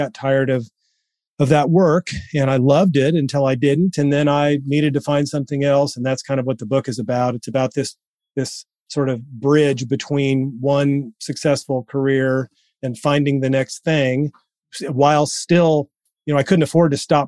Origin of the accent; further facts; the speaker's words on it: Springfield, Missouri, United States; also born or lived in Japan; I'm from Missouri. And grew up in Missouri